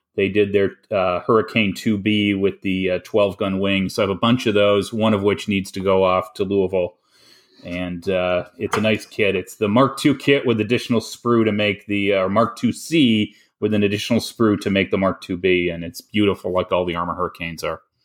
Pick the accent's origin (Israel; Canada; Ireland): Canada; I am the Canadian